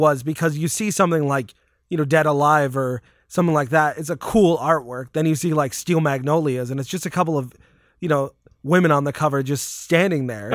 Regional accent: Connecticut, United States; I grew up in Connecticut

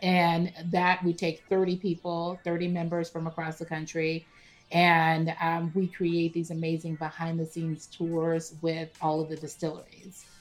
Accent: Los Angeles, California, United States; moved away as an adult; also born or lived in Florida / San Francisco; now in Atlanta, United States; I am from Los Angeles

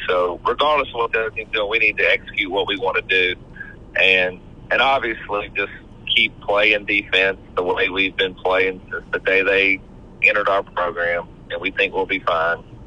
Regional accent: Brookhaven, Mississippi, United States; I grew up in Brookhaven, Mississippi

